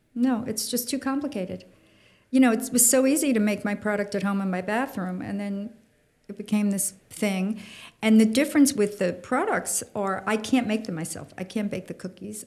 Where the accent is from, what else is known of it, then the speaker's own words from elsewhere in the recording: Long Island, New York, United States; I grew up on Long Island